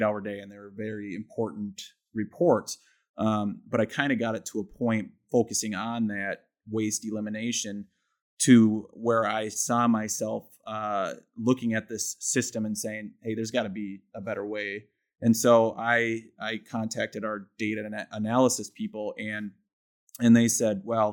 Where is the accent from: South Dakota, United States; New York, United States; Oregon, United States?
South Dakota, United States; Milbank; moved away as an adult; also born or lived in Vermillion, South Dakota; now in Sioux Falls, United States; I'm from Milbank, South Dakota, which is 2 hours north of Sioux Falls. I grew up in the small town.